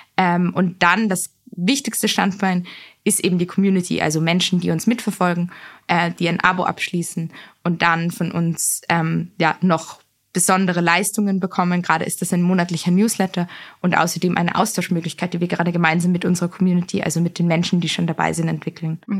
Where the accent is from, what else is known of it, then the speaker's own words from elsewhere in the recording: Vienna, Austria; Ich bin in Wien aufgewachsen